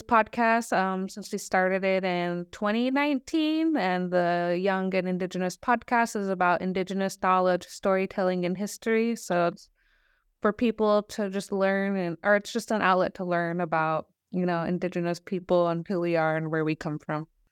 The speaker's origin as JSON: {"language": "English", "area": "Lummi Nation", "region": "Washington", "country": "United States", "said": "I come from the Loving Nation"}